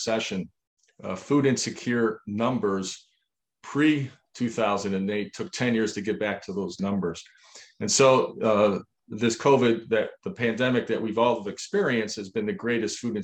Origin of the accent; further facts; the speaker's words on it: Niagara Falls, New York, United States; We grew up in Niagara Falls, New York